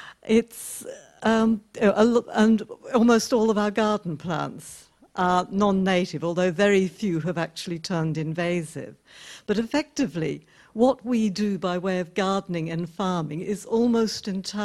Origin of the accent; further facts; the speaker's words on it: Australia; But I come from Australia